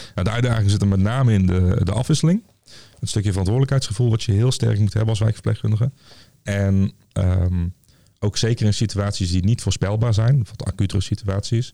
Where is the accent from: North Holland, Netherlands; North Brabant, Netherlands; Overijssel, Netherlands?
North Brabant, Netherlands; Tilburg; ik kom zelf uit Tilburg, en, of uit Goorlen onder Tilburg